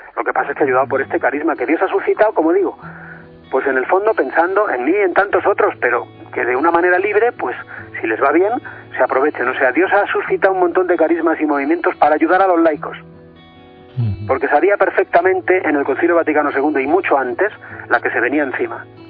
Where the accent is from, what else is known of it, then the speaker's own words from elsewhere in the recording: Madrid, Community of Madrid, Spain; soy de Madrid y vivo en Madrid